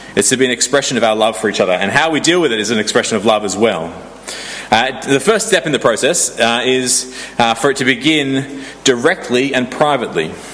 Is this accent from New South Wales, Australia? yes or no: yes; Sydney, New South Wales, Australia; moved away; I grew up in Sydney